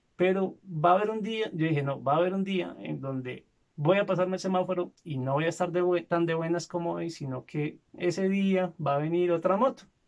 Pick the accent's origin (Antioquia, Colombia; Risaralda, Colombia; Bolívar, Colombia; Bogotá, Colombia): Antioquia, Colombia; Medellín; Yo no nací en Medellín, pero crecí en esta zona.